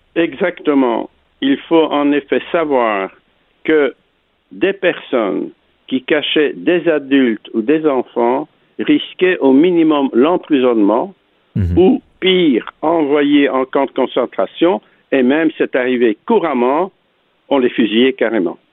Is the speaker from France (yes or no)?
no; Antwerp, Flanders, Belgium; born or raised there